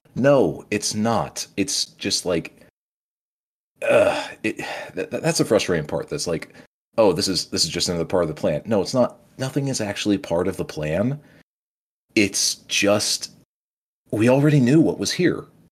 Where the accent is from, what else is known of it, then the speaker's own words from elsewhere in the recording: South Dakota, United States; moved away; I moved back to, you know, my state of, uh, you know, what I call my home state, South Dakota